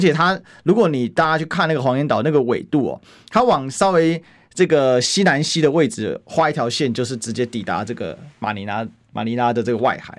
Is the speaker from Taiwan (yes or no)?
yes; Taiwan; 我们台湾人